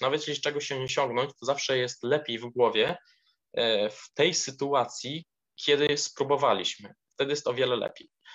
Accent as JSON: {"language": "Polish", "town": "Sosnowica", "region": "Lublin Voivodeship", "country": "Poland", "said": "z na miejscowości, której pochodzę, z Sosnowica, powiat parczewski w województwie lubelskim"}